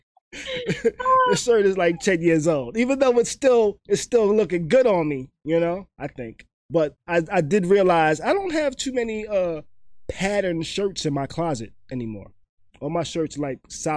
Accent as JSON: {"language": "English", "region": "New York", "country": "United States", "moved": "yes", "said": "They all know immediately I'm from New York out here"}